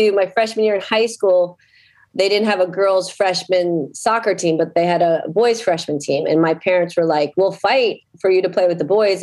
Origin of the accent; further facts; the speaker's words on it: Wilton, Connecticut, United States; moved away as an adult; also born or lived in North Carolina; now in Medfield, United States; I grew up in Connecticut, where I went through all the school systems in Wilton, Connecticut